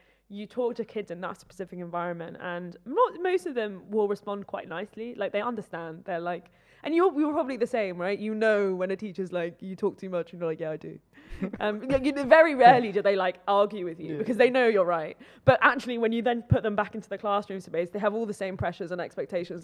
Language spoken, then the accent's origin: English; Oxford, South East England, United Kingdom; moved away; also born or lived in London; I grew up in Oxford